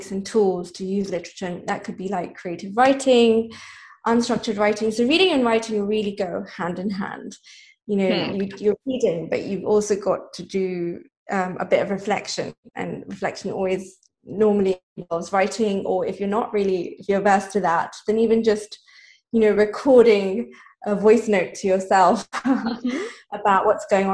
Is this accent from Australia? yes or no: no; Nairobi, Kenya; I grew up in Nairobi, Kenya. So I spent a lot of my childhood and teenage years there.